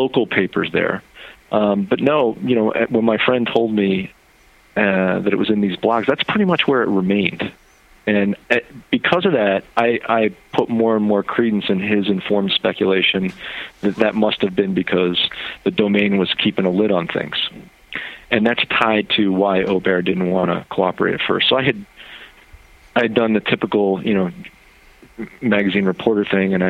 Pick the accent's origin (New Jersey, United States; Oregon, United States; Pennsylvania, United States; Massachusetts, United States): Pennsylvania, United States; Philadelphia; I was born in Philly